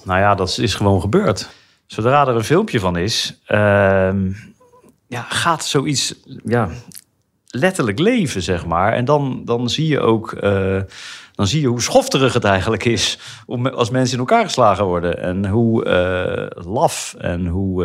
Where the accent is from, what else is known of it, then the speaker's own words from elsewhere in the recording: The Hague, South Holland, Netherlands; Opgegroeid in Den Haag, geboren en getogen.